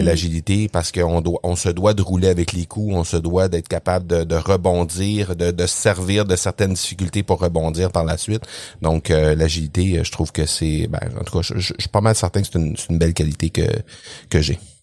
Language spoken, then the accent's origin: French; Quebec, Canada; accent: Québécois; t'as pas mentionné que je viens du Québec. J'imagine que les gens ont compris à mon ah. accent que je viens du Québec